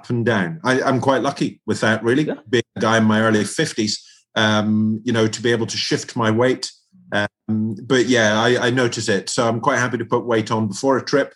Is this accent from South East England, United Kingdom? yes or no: no; Scotland, United Kingdom; I'm from Scotland.